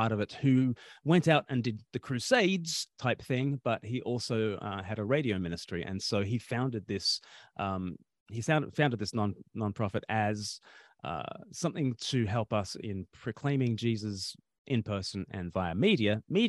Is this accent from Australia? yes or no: yes; Australia; moved away as an adult; now in United Kingdom; I'm from Australia originally, and I've been living for half my life in the UK now.